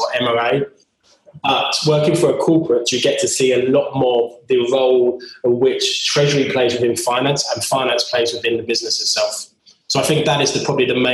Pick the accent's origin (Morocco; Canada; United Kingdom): United Kingdom; Cheshunt, East of England; also born or lived in London / Brighton; my hometown, being from the London borders in Cheshunt.